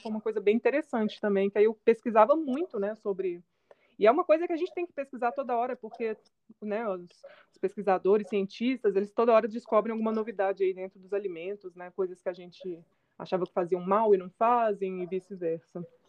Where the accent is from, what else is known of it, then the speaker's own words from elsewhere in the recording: Belo Horizonte, Minas Gerais, Brazil; eu sou de Belo Horizonte, Minas Gerais